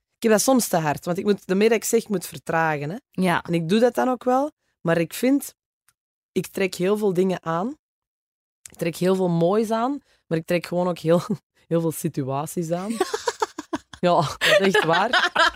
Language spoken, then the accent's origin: Dutch; Oevel, Flanders, Belgium; accent: Kempen; also born or lived in Geel / Antwerp / Vorselaar / Herentals; ik ben geboren in Geel. Mijn ouders hebben altijd in Oevel gewoond als ik dan ehm, ben opgegroeid